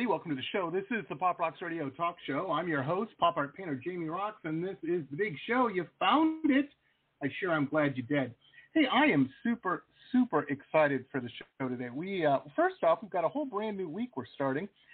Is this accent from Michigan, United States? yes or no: yes; Detroit, Michigan, United States; When I was a kid, I grew up in Detroit